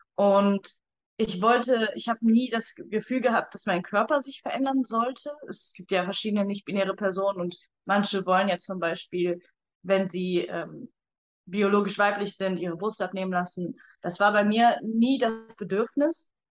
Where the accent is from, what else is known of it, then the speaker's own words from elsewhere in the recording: Cologne area, North Rhine-Westphalia, Germany; ich komme aus dem Raum Köln